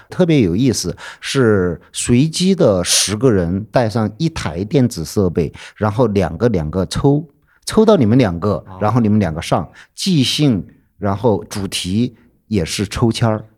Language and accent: Chinese; Chengkou, Chongqing, China; born or raised there; now in Chengdu, China